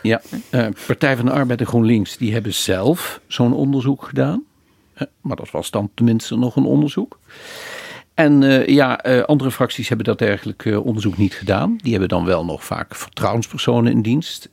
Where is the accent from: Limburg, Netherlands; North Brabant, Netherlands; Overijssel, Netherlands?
Limburg, Netherlands; Maastricht; Ik kom uit Maastricht, dat hoor je wel.